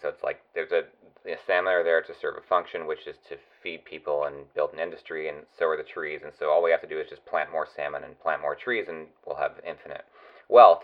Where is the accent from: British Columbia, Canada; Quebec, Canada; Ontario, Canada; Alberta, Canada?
British Columbia, Canada; West Coast; I grew up on the West Coast